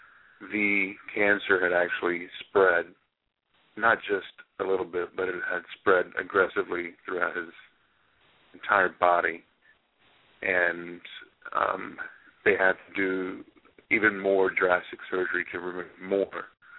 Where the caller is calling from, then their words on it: Sachse, Texas, United States; Yeah, Sachse, Texas.